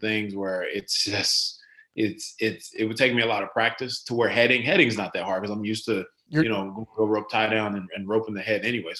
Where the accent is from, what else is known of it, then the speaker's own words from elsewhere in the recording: Rockwall, Texas, United States; also born or lived in Garland, Texas / Royse City, Texas; we lived in Rockwall till I was about probably about 13, 14. And then we moved out to Roar City.